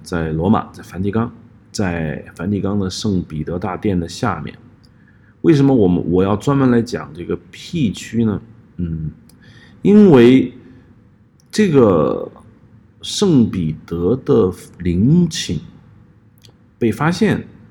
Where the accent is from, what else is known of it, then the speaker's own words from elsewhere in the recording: Hubei, China; moved away; also born or lived in Nanjing; 我的老家湖北